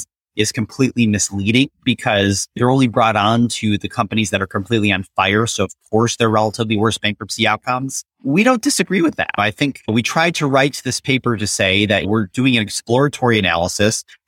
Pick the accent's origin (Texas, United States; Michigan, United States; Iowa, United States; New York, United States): Michigan, United States; Detroit; I grew up in Detroit